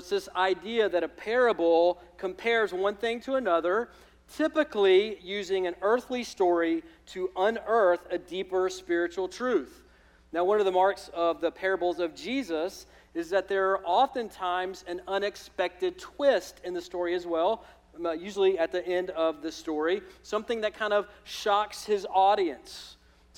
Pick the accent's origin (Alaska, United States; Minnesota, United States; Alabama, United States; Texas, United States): Alabama, United States; moved away; I'm from Alabama